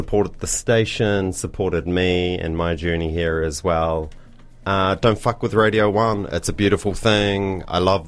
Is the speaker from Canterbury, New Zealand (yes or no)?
no; New Plymouth, Taranaki, New Zealand; now in Dunedin, New Zealand; growing up in New Plymouth was really good for me